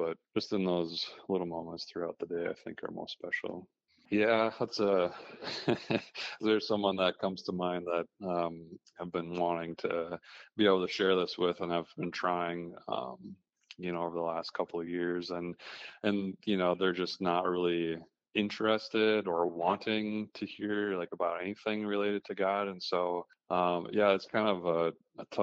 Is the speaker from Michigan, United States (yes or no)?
no; Minnesota, United States; I grew up in Minnesota